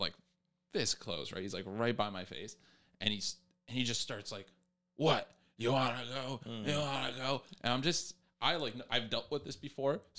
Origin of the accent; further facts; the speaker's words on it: Toronto, Ontario, Canada; born and raised in Toronto.